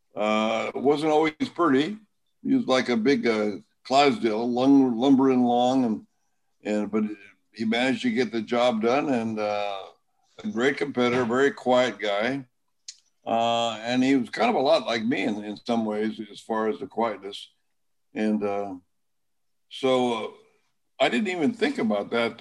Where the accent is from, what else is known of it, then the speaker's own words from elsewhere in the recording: Sanger, California, United States; my hometown is Sanger, California, in the Central Valley